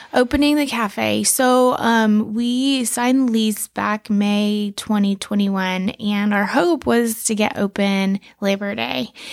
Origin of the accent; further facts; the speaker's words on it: Key West, Florida, United States; I was born in Key West